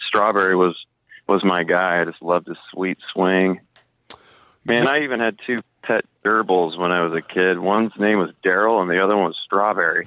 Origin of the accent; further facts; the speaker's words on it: Tucson, Arizona, United States; I grew up in Tucson, Arizona